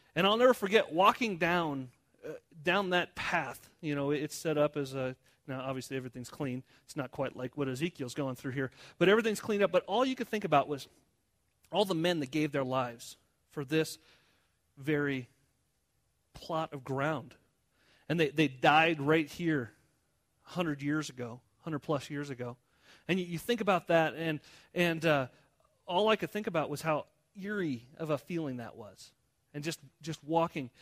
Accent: United States; I'm American

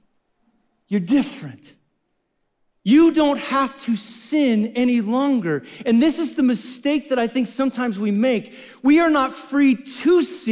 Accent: Wyoming, United States; I'm from Wyoming

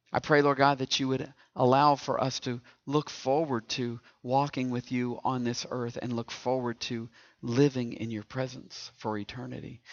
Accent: East Tennessee, United States; now in Indiana, United States; I'm from East Tennessee. And, and I know growing up in East Tennessee that you can tell I'm from East Tennessee

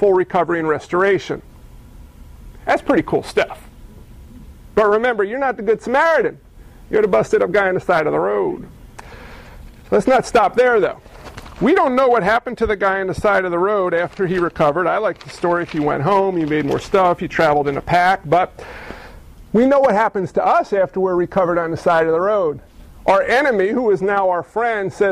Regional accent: New York City, New York, United States; I grew up in New York City

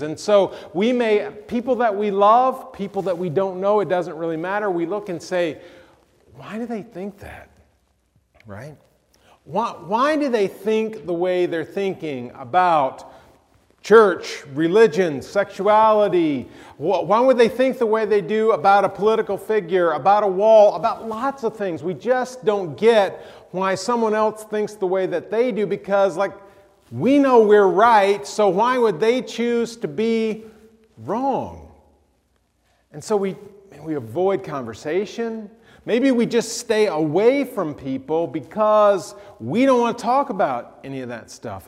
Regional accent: the South, United States; moved away; I'm from the South

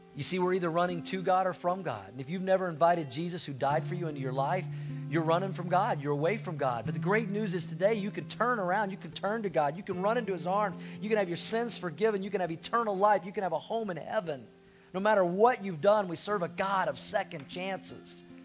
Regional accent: Tulsa, Oklahoma, United States; I grew up in Tulsa

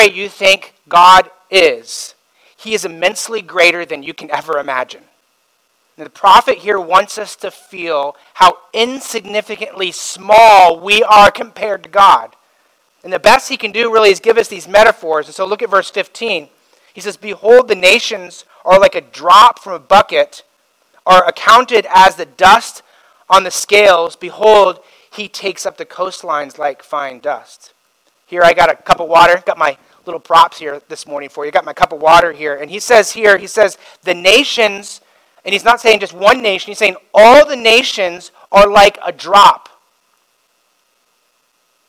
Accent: Indiana, United States; now in Simi Valley, United States; I grew up in Indiana

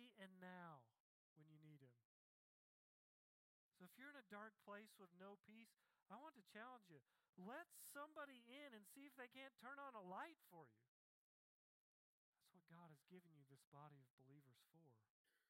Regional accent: Tennessee, United States; when I was a kid, when I grew up in Tennessee

